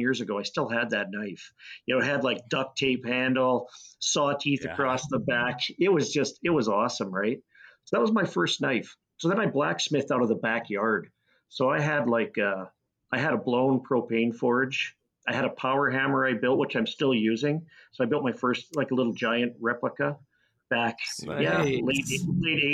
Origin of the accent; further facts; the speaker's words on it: Lethbridge, Alberta, Canada; But I grew up in Lethbridge. It was a nice place to grow up